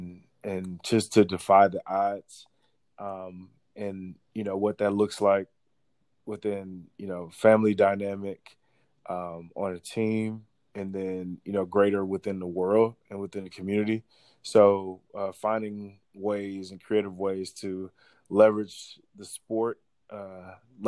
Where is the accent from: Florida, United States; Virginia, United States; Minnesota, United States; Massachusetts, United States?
Florida, United States; Miami; I'm from Miami